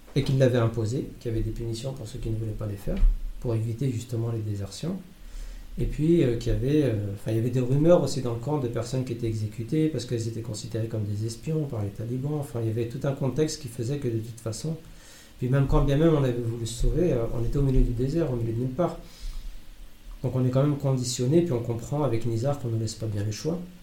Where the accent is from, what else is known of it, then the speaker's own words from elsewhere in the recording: France; je suis français